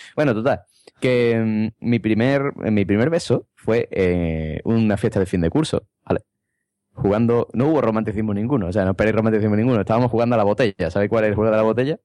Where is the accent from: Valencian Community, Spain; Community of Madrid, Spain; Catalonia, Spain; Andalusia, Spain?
Community of Madrid, Spain; Madrid; soy de Madrid